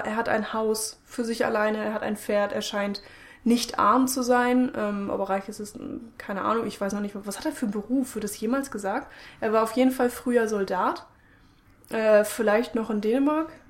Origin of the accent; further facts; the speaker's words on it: Germany; wir sind Deutsche